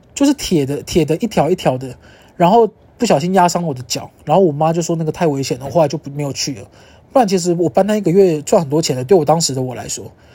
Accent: Kaohsiung, Taiwan; moved away as an adult; also born or lived in Yunlin / Taipei; 我是高雄人，然后在云林念大学，然后在台北念研究所

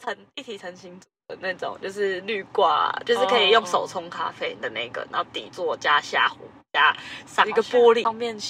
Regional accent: Tainan, Taiwan; 我是台南人，

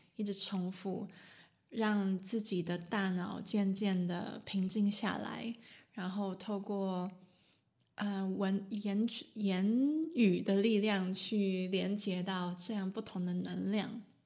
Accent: Taiwan; now in Germany; 我住在德国，但是我来自台湾

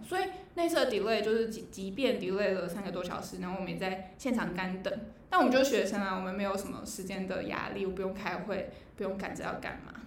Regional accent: Taiwan; 台湾我台湾人

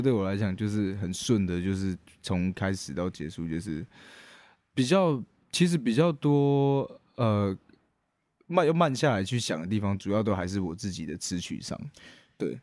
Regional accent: Taichung, Taiwan; also born or lived in Ren'ai Township, Nantou; 我是台中人

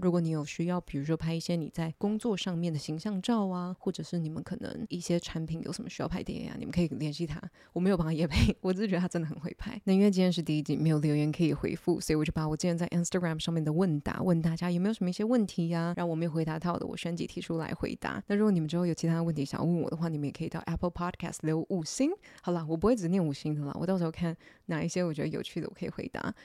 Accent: Taiwan; 土生土长的台湾人

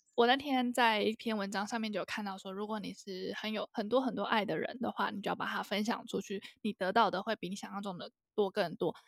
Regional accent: Taiwan; 我们台湾教育

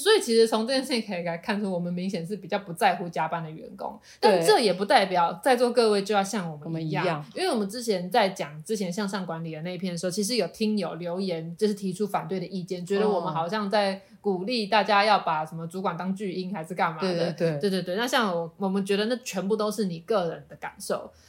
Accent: Taiwan; 对，我们就是台湾的创作者，再加上台制的蜡笔做一个 package

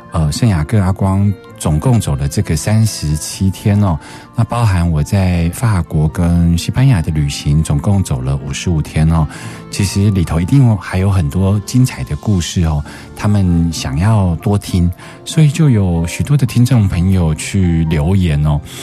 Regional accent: Taiwan; 我有一颗从台湾带来的石头是代表妈妈

